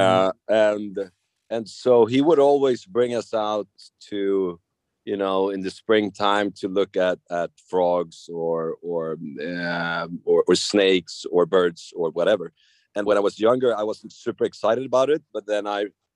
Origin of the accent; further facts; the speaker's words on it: just outside Stockholm, Stockholm County, Sweden; I grew up just outside Stockholm, another neighboring island to where I live now.